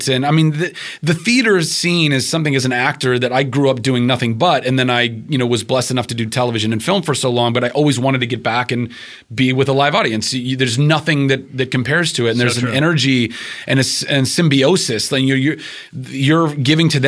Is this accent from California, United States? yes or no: yes; Ventura, California, United States; I am from Ventura, California. I'm a Southern California kid